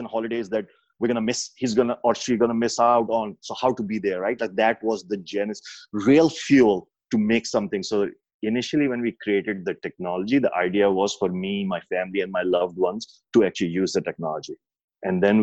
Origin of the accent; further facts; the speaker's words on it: Pakistan; moved away; growing up in Pakistan